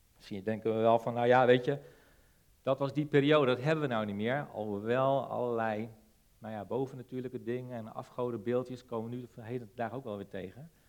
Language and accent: Dutch; Netherlands